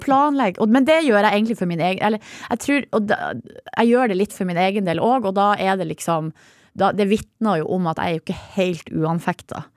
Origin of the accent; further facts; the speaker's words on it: Hamarøy, Nordland, Norway; Jeg er jo fra Hamarøy, der får vi ikke opplæring i det. Ikke, da, ikke på 80-tallet da jeg vokste opp